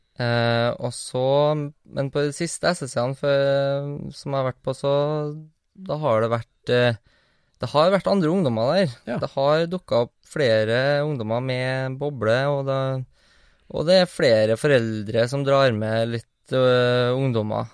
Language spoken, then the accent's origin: Norwegian; Trondheim, Trøndelag, Norway; på Heimdal. Ja. Der jeg kommer fra.